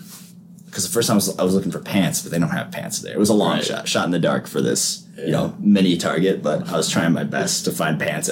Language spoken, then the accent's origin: English; Kenosha / Salem area, Wisconsin, United States; also born or lived in Gurnee, Illinois; when I first moved to Wisconsin, like when I was in like fourth grade or whatever